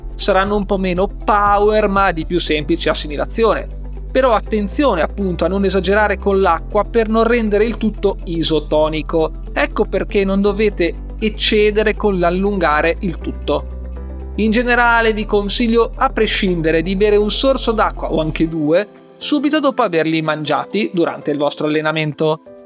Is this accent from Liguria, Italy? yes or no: yes; Liguria, Italy; da buon ligure